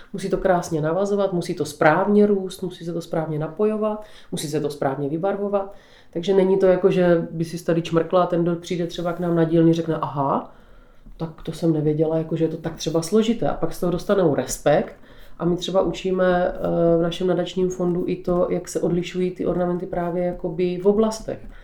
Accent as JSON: {"language": "Czech", "town": "Břeclav", "region": "South Moravian Region", "country": "Czechia", "tie": "born or raised there", "said": "Tak já žiju na Podluží. Narodila jsem se v Břeclavě v Charvatské Nové Vsi"}